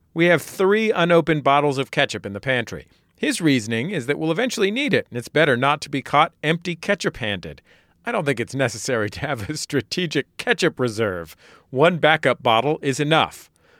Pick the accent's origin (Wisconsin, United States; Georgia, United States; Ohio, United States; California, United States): California, United States; San Francisco; I'm from San Francisco